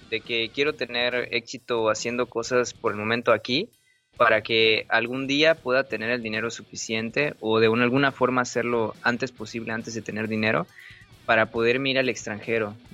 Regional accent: Mexico; todos somos latinos, todos somos mexicanos y no varía mucho la situación porque también es la misma estructura cultural y de costumbres en casi toda la República.

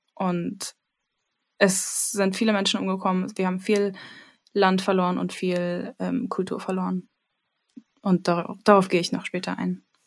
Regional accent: Berlin, Germany; ich sehe mich schon als Berlinerin, so halb

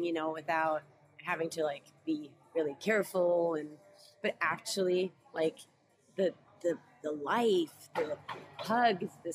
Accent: Norway; first language Norwegian; English is a second language; I'm from Norway

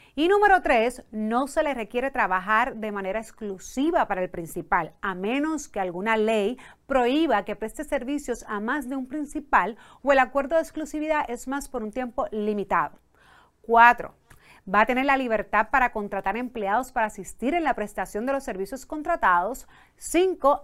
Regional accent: Puerto Rico; first language Spanish; en Puerto Rico a veces utilizamos mucho los dos idiomas

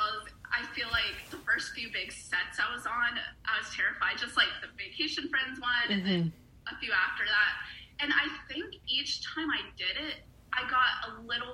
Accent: Raleigh, North Carolina, United States; moved away as an adult; now in Atlanta, United States; I moved from Raleigh, North Carolina to Atlanta, Georgia, basically to do acting

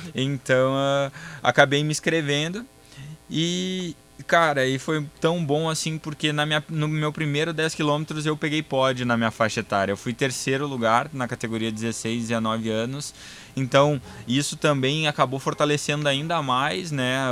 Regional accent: Sapiranga, Rio Grande do Sul, Brazil; sou gaúcho, sou natural de Sapiranga, no Rio Grande do Sul

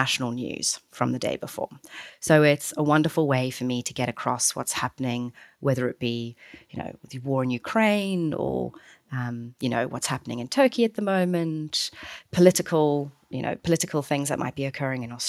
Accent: South Africa; Certainly I'm South African

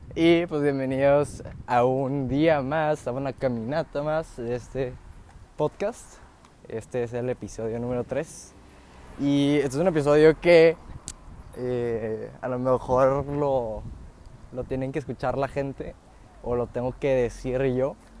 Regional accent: Mexico; yo puedo nacer aquí como mexicano

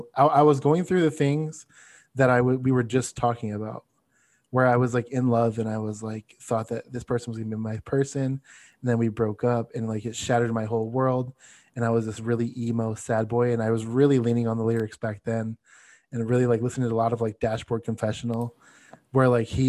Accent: Florida, United States; when I grew up in South Florida, so we played like a venue there.

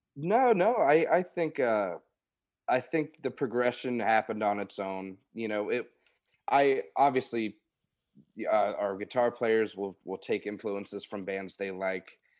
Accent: Oldham County, Kentucky, United States; also born or lived in Louisville, Kentucky; I'm from Louisville, Kentucky, Oldham County, Kentucky originally

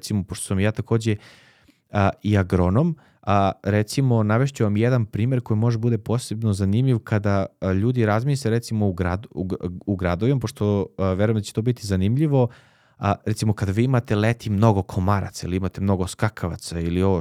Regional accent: Leskovac, Jablanica District, Serbia; ja sam iz Leskovca

